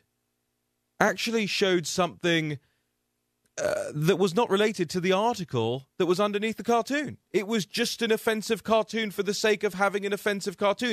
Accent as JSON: {"language": "English", "country": "United Kingdom", "said": "you'll probably notice I don't speak with an American accent. I'm from the United Kingdom"}